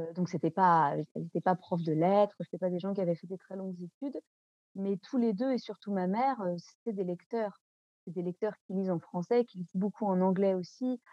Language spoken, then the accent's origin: French; Nantes, Pays de la Loire, France; first language French; Moi, j'ai grandi à Nantes